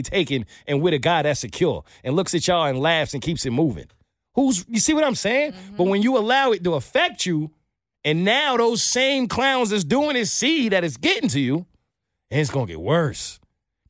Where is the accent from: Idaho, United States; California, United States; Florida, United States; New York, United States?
New York, United States; I'm from New York